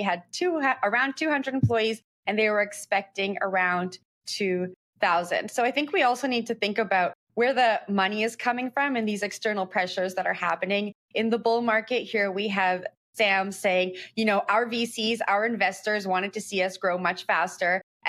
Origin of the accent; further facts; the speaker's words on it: Canada; I'm from Canada, but I probably have as much knowledge on WonderFi as you do.